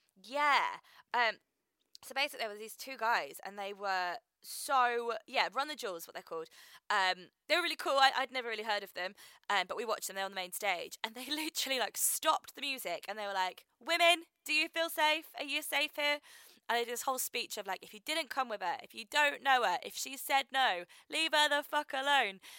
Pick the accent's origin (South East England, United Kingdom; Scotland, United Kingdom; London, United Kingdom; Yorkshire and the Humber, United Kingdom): South East England, United Kingdom; Reading; I'm from Reading